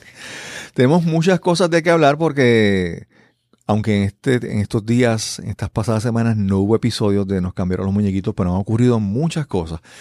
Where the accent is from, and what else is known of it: Puerto Rico; first language Spanish